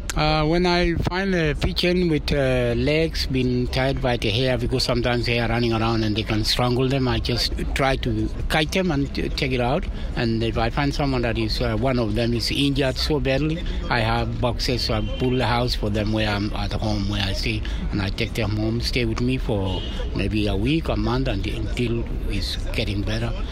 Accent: Kapsabet, Nandi County, Kenya; moved away; I come from Nandi in Kapsabet

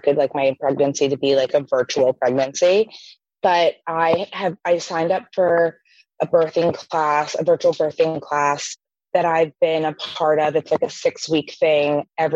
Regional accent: New York City, New York, United States; as a New Yorker

